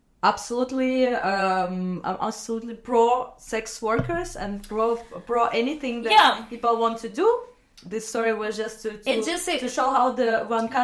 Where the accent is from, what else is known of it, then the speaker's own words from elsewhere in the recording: Minsk, Belarus; moved away; I grew up, like, born and raised in Minsk, which is like the capital